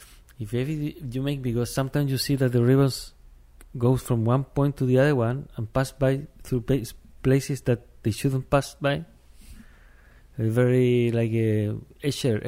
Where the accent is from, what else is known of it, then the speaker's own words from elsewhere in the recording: Chile; English is a second language; now in London, United Kingdom; I'm from Chile